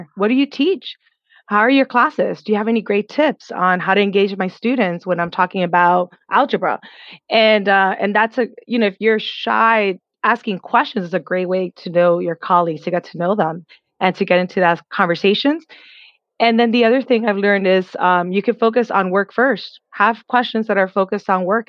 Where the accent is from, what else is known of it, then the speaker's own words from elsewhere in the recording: New York City, New York, United States; I came from the Bronx